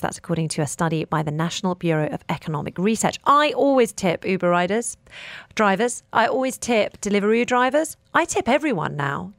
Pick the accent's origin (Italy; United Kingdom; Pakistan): United Kingdom; I'm also British